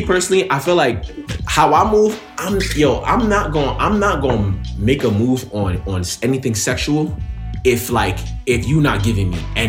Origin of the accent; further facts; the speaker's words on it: New York, United States; me and Kashi, we from Jersey, I'm from New York